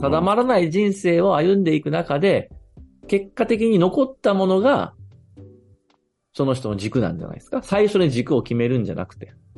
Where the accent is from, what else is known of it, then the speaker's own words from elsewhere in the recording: Fukui, Japan; now in Tokyo, Japan; 自分が育った福井っていう地元